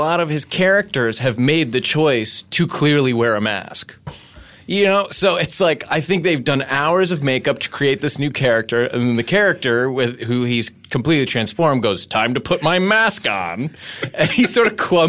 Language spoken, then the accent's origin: English; Bronx, New York, United States; if you grew up like me and Hayes, we grew up in the Bronx